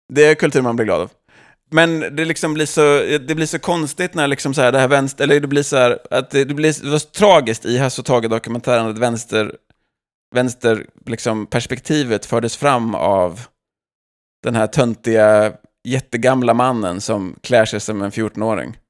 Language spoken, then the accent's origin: Swedish; Sweden; now in United States; som svenskar